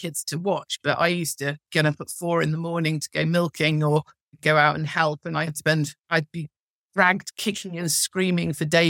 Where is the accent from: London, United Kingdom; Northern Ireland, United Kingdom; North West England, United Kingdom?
North West England, United Kingdom; Cheshire; I come from Cheshire and there are an awful lot of cows.